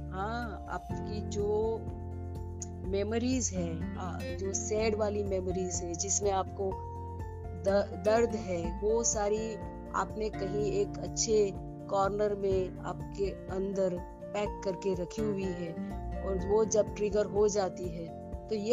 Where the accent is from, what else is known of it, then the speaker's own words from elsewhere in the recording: Mumbai, Maharashtra, India; मैं मुंबई से हूँ और मेरा क्लिनिक है मुंबई में